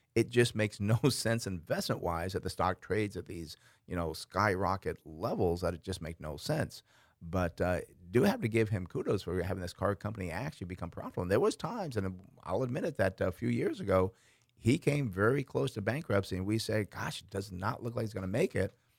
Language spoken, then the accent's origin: English; Schenectady, New York, United States; I grew up in Schenectady, New York